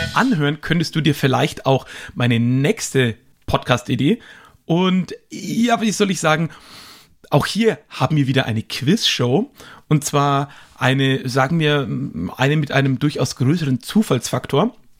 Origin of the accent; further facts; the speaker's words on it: Nuremberg, Bavaria, Germany; ich komme ja hier aus Nürnberg